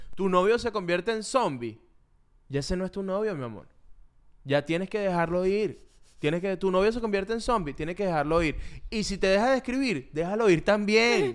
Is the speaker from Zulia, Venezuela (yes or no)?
no; Valles del Tuy, Miranda, Venezuela; now in United States; Yo vengo a los Valles del Tuy